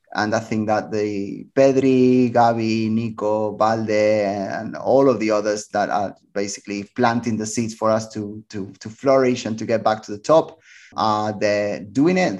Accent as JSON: {"language": "English", "town": "Barcelona", "region": "Catalonia", "country": "Spain", "tie": "born or raised there", "moved": "as an adult", "said": "I was born in Barcelona. and it is my city, even though that I've been away from it for like nineteen, twenty years now"}